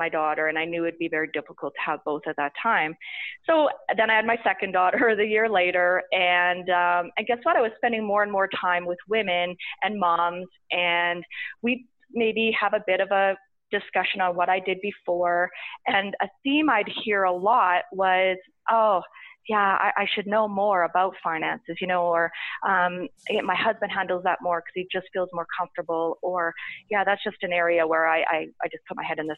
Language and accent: English; Saskatchewan, Canada; moved away as an adult; also born or lived in Toronto / Calgary; And I was from Saskatchewan. I'd went to university there